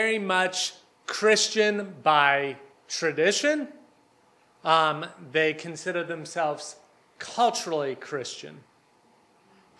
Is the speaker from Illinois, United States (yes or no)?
no; Ohio, United States; moved away as an adult; now in Hungary; I'm a preacher's kid from Ohio